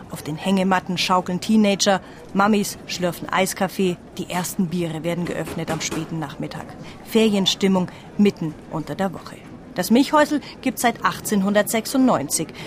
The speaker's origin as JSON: {"language": "German", "town": "Gelsenkirchen", "region": "North Rhine-Westphalia", "country": "Germany", "said": "Wir kommen aus Gelsenkirchen."}